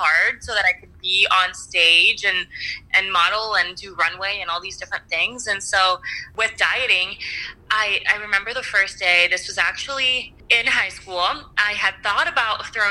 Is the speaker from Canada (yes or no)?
no; Venezuela; moved away; I was born in Venezuela